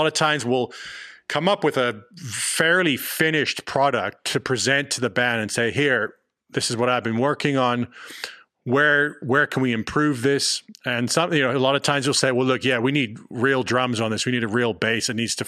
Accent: London, United Kingdom; born there; also born or lived in Johannesburg / Los Angeles; now in Austin, United States; I was born in London, then I lived in Johannesburg, we were in LA for the last 4 or 5 years, now we're out in Austin.

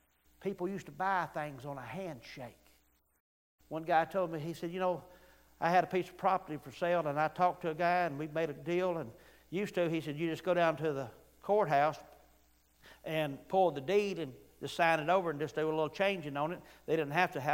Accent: Weaver, Alabama, United States; when I grew up in Weaver, Alabama

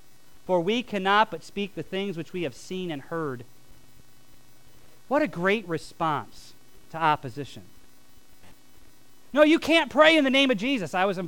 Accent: Michigan, United States; We came from Michigan. I didn't know what a car tax or a property, or like a you know, personal property tax was.

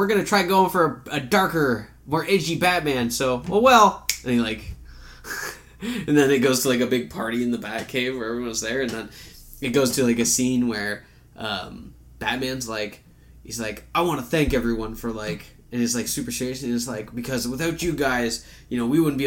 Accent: Canada; we're Canadian

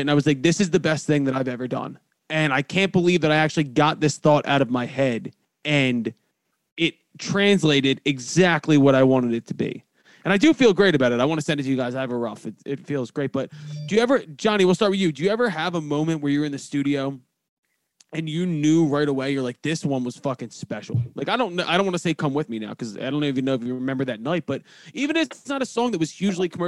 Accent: Philadelphia, Pennsylvania, United States; And if I'm from Philadelphia and I know what school night is

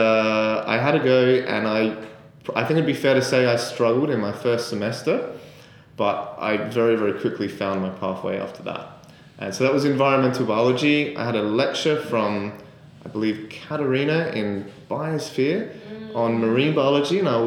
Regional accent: Adelaide, South Australia, Australia; moved away as an adult; also born or lived in Sydney; I'm from Adelaide originally

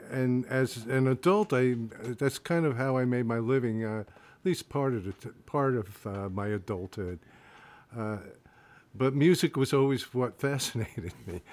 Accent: Rahway, New Jersey, United States; moved away as an adult; also born or lived in Bayonne, New Jersey; I'm originally from New Jersey, born in Bayonne, and uh, lived in Rahway, New Jersey most of my life

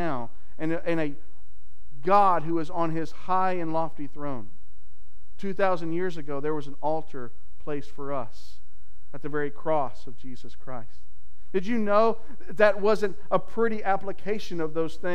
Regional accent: Texas, United States; my home state of Texas

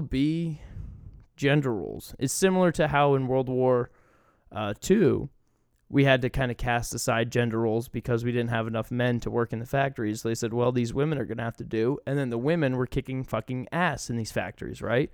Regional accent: Maine, United States; moved away as an adult; also born or lived in Charlotte, North Carolina; I'm from Maine, you know, it's ninety-nine percent white

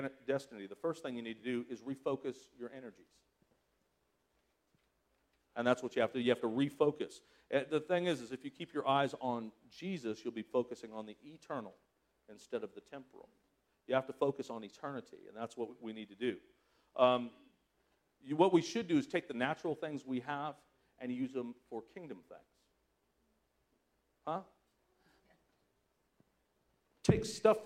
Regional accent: Southern California, United States; moved away as an adult; I was from Southern California

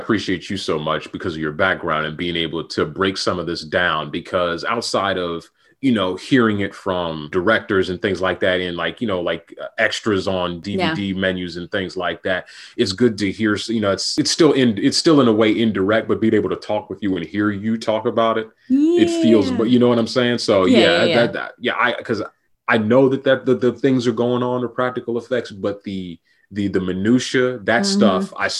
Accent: Los Angeles, California, United States; Los Angeles.

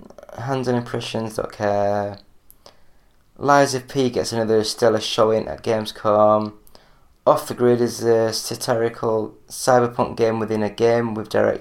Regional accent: England, United Kingdom; I'm English

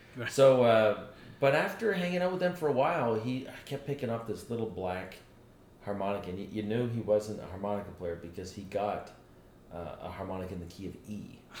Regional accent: Canada; born or raised there; also born or lived in Manchester, England / Dublin, Ireland

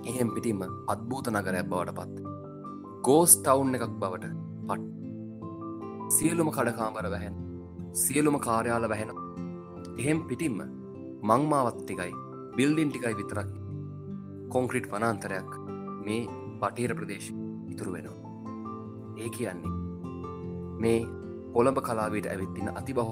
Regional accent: Sri Lanka; also born or lived in Colombo

